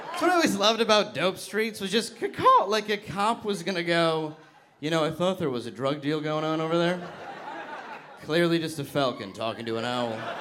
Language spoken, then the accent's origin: English; Detroit, Michigan, United States; I'm from Detroit, Michigan, originally.